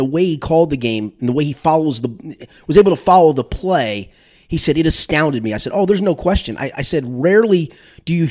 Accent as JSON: {"language": "English", "town": "Cincinnati", "region": "Ohio", "country": "United States", "tie": "born or raised there", "said": "I was born in Cincinnati. I moved out of here for a few years. My dad worked for the airline, so we lived in a couple other places. And we moved back here in the summer of 1974"}